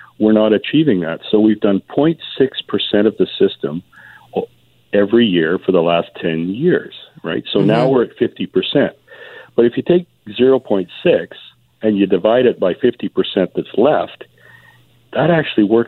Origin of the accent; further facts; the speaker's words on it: Vancouver, British Columbia, Canada; I was born in Vancouver. I love it. I'm, you know, swimming at the beach at Jericho since I was a kid